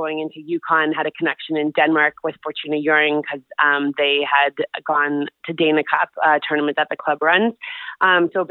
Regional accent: Vancouver, British Columbia, Canada; I grew up in Vancouver

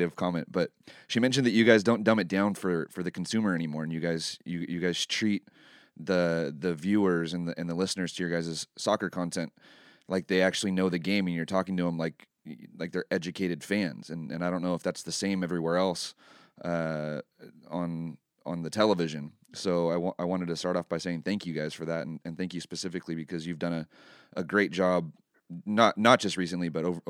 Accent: San Luis Obispo, California, United States; Yeah, I'm from here. Yeah, I'm from San Luis Obispo, actually.

